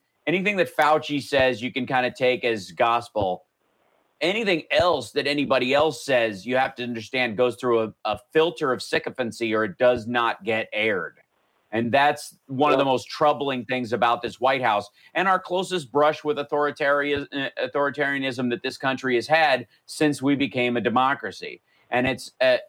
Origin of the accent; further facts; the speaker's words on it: Peaks Mill, Kentucky, United States; moved away; I grew up in Peaks Mill, Kentucky. One road, 46 people.